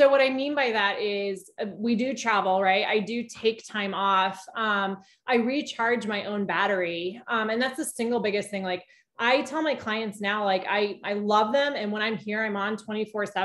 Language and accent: English; Des Moines, Iowa, United States; moved away as an adult; also born or lived in Colorado; I'm a Des Moines, Iowa native